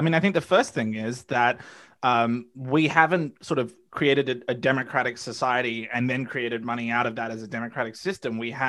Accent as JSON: {"language": "English", "country": "Australia", "moved": "yes", "lives_now": "United States", "said": "I'm an Australian, as you can probably tell by my accent. I moved to the United States in part because I am pretty acutely aware of how imperialism works in the modern age"}